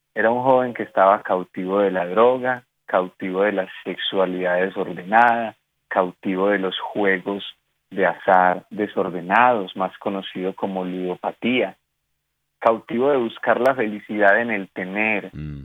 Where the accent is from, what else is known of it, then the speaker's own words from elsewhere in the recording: Colombia; como decimos aquí en mi país